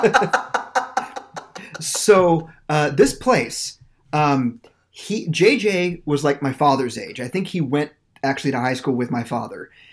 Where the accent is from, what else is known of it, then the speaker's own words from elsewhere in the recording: Norwich, Kansas, United States; now in St. Petersburg, United States; There was a place in Norwich, Kansas, where I went to high school. It's pretty much my hometown.